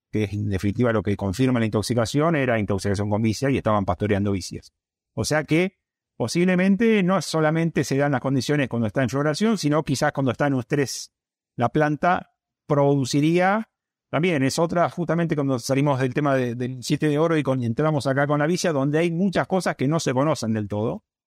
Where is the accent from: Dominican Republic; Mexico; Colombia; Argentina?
Argentina; acá en Argentina, como es de riesgo, la zona nuestra es de riesgo geográfico bajo